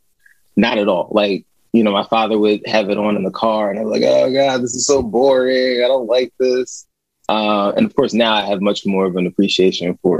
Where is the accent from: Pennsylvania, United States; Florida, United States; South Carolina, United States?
Pennsylvania, United States; Yeadon; also born or lived in Philadelphia, Pennsylvania; I was born in Southwest Philly. I was born in Hahnemann Hospital